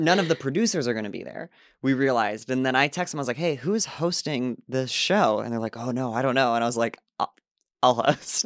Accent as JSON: {"language": "English", "region": "Illinois", "country": "United States", "tie": "born or raised there", "also_born_or_lived": "Asbury Park, New Jersey / Los Angeles", "moved": "as an adult", "said": "we came back to my town in Illinois, and I was doing it a lot at a club that's there in my hometown"}